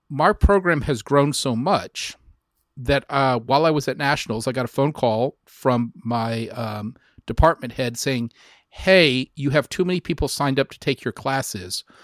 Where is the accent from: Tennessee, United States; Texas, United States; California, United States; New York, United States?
Texas, United States; Lockhart; the family is going to move to Lockhart, which is my hometown.